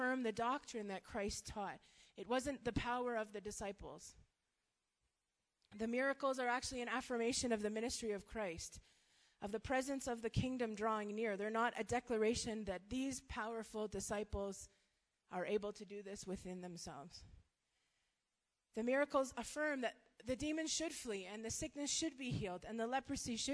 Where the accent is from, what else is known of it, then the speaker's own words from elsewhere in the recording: Canada; moved away as an adult; now in Malawi; so I'm Canadian. We've been in Malawi for 4 years